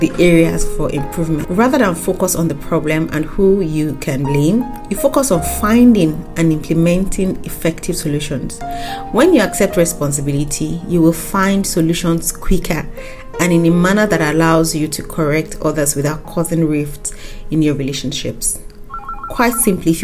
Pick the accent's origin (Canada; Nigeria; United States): Nigeria; as a Nigerian